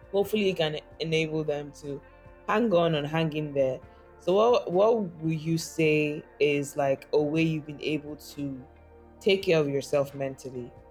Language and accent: English; north, Nigeria; fondly growing up in Nigeria, in the north